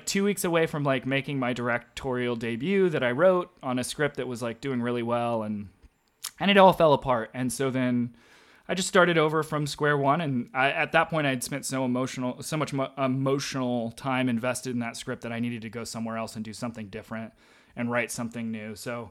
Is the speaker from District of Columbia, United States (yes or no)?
no; Arkansas, United States; place in Arkansas, because that's where I grew up. I knew that world really well.